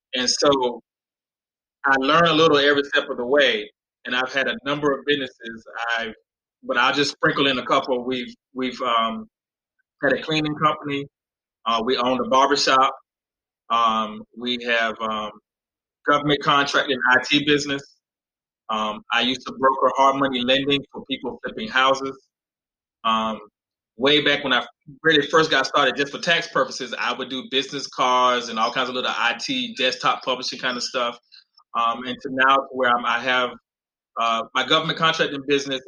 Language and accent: English; North Carolina, United States; now in Texas, United States; I grew up in North Carolina in in, in living in trailers on welfare